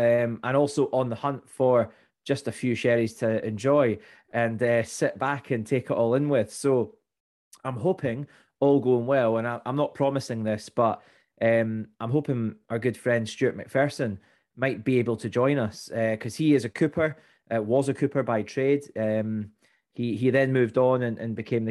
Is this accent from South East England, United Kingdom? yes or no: no; Fife, Scotland, United Kingdom; I grew up in Fife